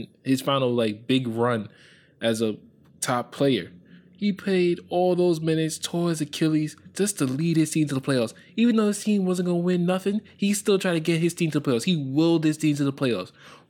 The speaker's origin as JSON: {"language": "English", "region": "New York", "country": "United States", "said": "I'm from New York"}